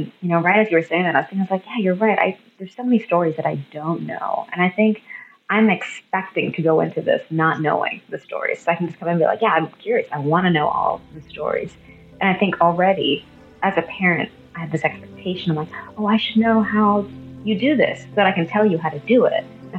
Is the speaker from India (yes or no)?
yes; India; so I'm Indian and my husband is white.